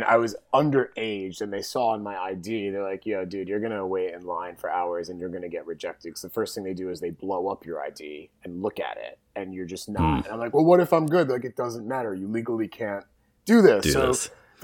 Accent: New Jersey, United States; I'm from North Jersey

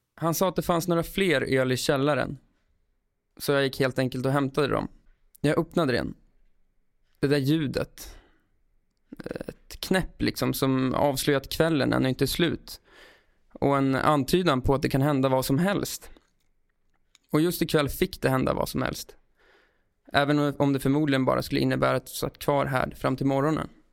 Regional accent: Brunflo, Jämtland, Sweden; now in Stockholm, Sweden; jag flyttade till Stockholm och han bodde kvar i Brunflo utanför Östersund där vi växte upp

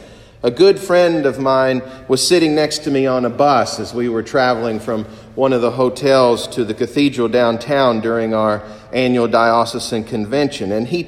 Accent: eastern Kentucky, United States; moved away as an adult; now in Jacksonville, United States; Growing up in the mountains of eastern Kentucky, we had water, and we had plenty of it.

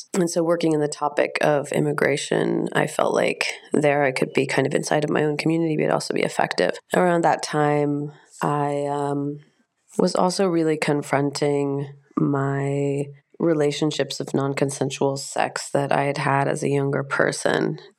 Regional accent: United States; Being raised as an American, there is a lot of ethnocentrism. And as a privileged white American, there is a sense that you can kind of do anything that you want to.

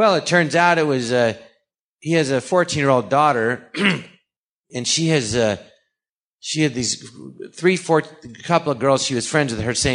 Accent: Los Angeles, California, United States; I grew up here in the Valley in Encino and Tarzana

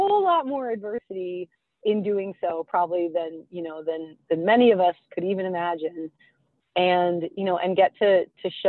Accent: Rhode Island, United States; now in Maine, United States; I grew up in Rhode Island

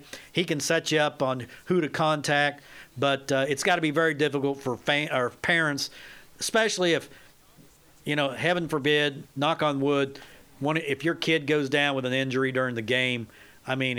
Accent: Southeast Kansas, United States; accent: southern twang; I'm not from the South. I'm from South Kansas, Southeast Kansas.

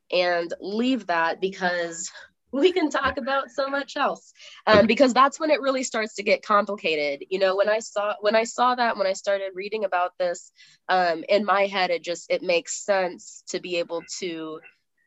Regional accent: United States; we're both American

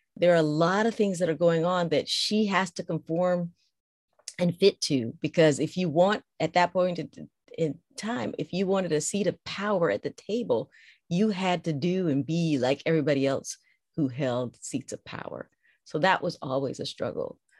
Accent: United States; growing up in the States

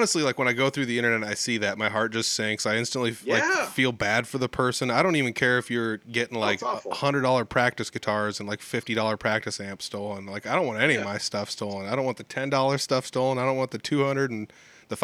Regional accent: rural Iowa, United States; I grew up in the country

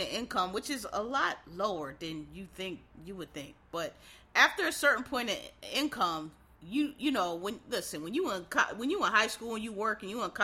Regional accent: Philadelphia, Pennsylvania, United States; moved away as an adult; also born or lived in Maryland / Washington, D.C.; I'm from Philadelphia, which actually is still, to this day, a pretty cheap area.

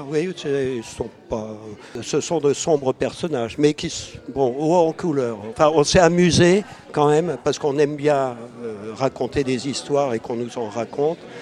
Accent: Beauce, Centre-Val de Loire, France; je suis issu d'un petit village de Beauce

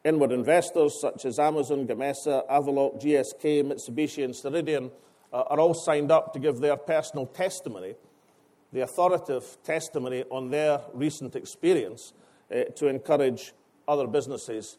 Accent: Scotland, United Kingdom; I am Scottish

